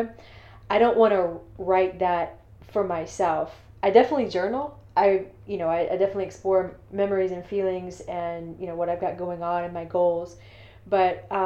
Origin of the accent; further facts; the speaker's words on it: Thomson, Georgia, United States; also born or lived in Augusta, Georgia; I was born in St. Joseph's Hospital in Augusta, Georgia. But I grew up in Thompson, which is about 30 minutes away from where I was actually